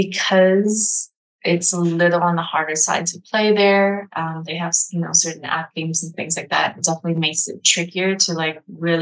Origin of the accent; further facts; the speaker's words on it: China; born there; first language Mandarin Chinese; English is a second language; Even though I was born in China and Mandarin Chinese is my primary language when I speak with my parents